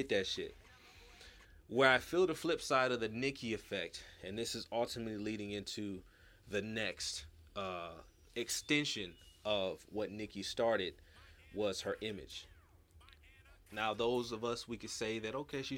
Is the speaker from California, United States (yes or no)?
yes; California, United States; now in Houston, United States; I'm from Cali